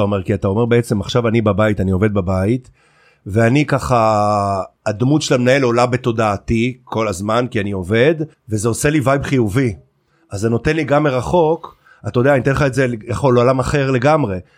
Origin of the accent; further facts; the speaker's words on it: Carmel, Haifa District, Israel; כילד שגדל בכרמל